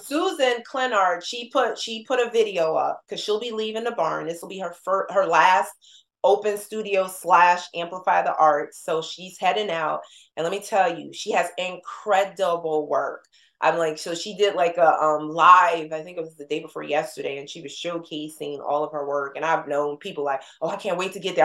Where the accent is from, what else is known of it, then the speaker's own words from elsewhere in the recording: New Jersey, United States; moved away; we're from Jersey